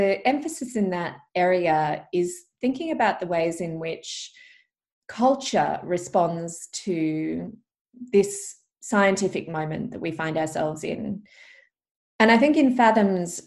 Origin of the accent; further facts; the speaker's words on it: Perth, Western Australia, Australia; also born or lived in Albany; we grew up in Perth, near the beaches.